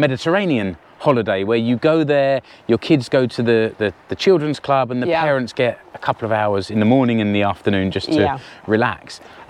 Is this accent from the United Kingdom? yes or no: yes; United Kingdom; which for me as a Brit, it looks really evocative and romantic.